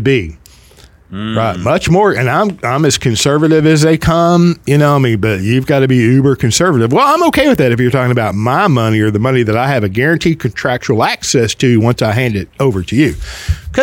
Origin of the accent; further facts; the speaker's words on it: the South, United States; accent: Southern; also born or lived in Spur, Texas; I'm from the South, and I love my heritage